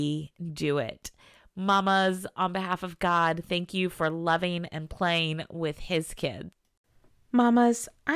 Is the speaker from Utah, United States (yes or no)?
no; Southern Virginia, United States; moved away; I grew up in Southern Virginia